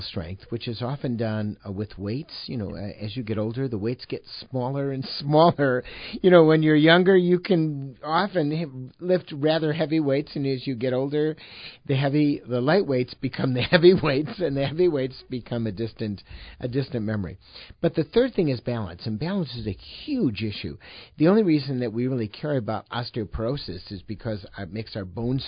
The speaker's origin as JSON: {"language": "English", "town": "Chicago", "region": "Illinois", "country": "United States", "tie": "born or raised there", "moved": "as an adult", "lives_now": "Madison, United States", "said": "I was born and raised in Chicago and then went up to Madison, Wisconsin"}